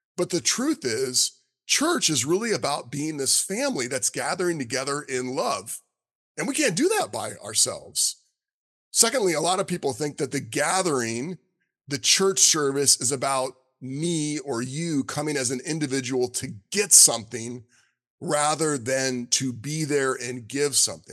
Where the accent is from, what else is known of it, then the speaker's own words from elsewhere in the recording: South Florida, United States; moved away; also born or lived in Alabama; growing up in South Florida and going to Alabama